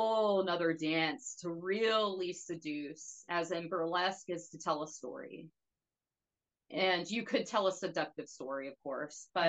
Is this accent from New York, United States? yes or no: no; Hot Springs, Arkansas, United States; staying in my hometown